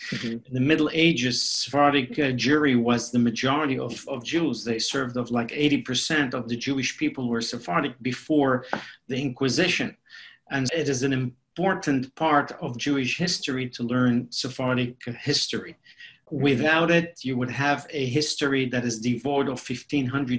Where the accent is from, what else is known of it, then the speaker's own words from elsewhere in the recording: Mexico City, Mexico; English is a second language; moved away as an adult; also born or lived in Beirut, Lebanon; now in United States; being born in Lebanon, in Beirut, Lebanon, and then growing up in Mexico City